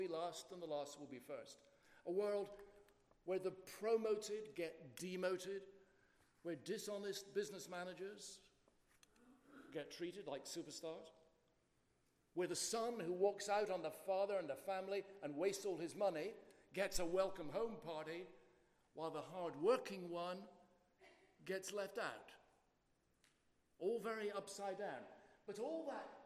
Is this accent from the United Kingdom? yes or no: yes; United Kingdom; accent: in-between Scottish and English, like the royal family; also born or lived in Boston; I'm half Scottish and half English, so what you're getting is not the real royal family accent. It's a kind of in-between